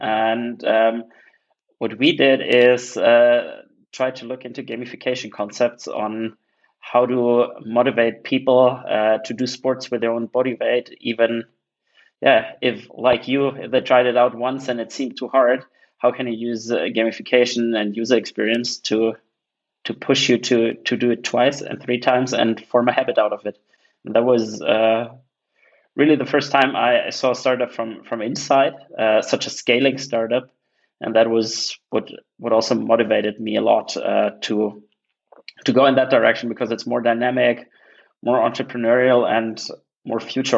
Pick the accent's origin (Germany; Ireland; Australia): Germany; Munich, Bavaria; So as you mentioned, I'm originally from Munich. Most people know it for beer and soccer, but has a pretty big startup tech scene by now. So pretty happy to have been growing up there.